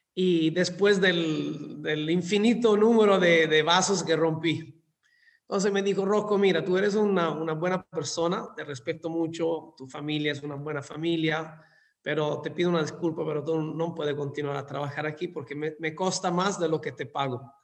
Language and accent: Spanish; Scilla, Calabria, Italy; Spanish is a second language; moved away as an adult; also born or lived in London, United Kingdom / Dubai, United Arab Emirates / Singapore / Malaysia; now in Mexico; en mi, en mi pueblo natal, donde, donde nací, que se llama Scilla, es en el sur de Italia